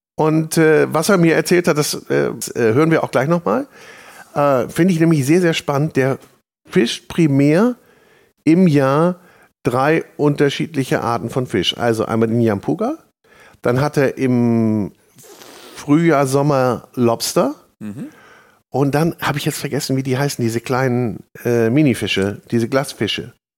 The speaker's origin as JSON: {"language": "German", "area": "the North", "region": "Northern Germany", "country": "Germany", "said": "bei uns im Norden"}